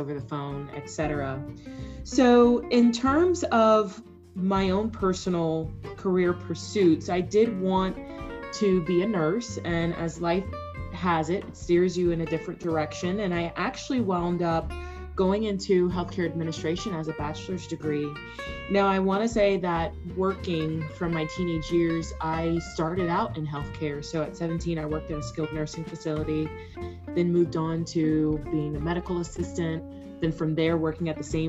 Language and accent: English; Jacksonville, Florida, United States; now in Texas, United States; I am a native Floridian. I grew up in Jacksonville, Florida